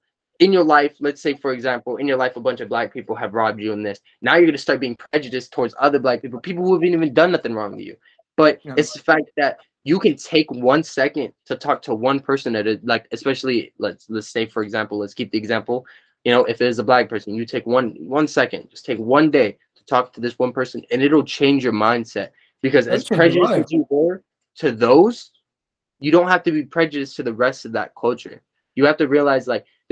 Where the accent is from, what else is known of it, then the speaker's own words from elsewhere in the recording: California, United States; I'm from California.